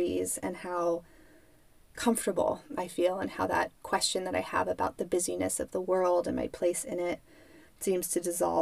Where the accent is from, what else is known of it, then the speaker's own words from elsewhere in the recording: United States; moved away; My hometown, Lake Tahoe